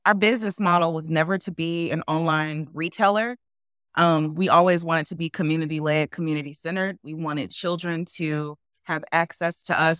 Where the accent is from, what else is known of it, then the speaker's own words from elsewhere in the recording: Memphis, Tennessee, United States; now in Raleigh, United States; I'm, I'm originally from Memphis, and my husband's originally from Memphis too, Tennessee. And what I realized is, like, we grew up in, you know, the Southern, like, Black culture